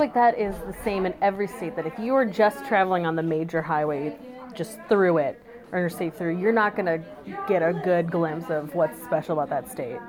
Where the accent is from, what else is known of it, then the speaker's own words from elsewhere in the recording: outside of Chicago, Illinois, United States; I grew up in outside of Chicago in Illinois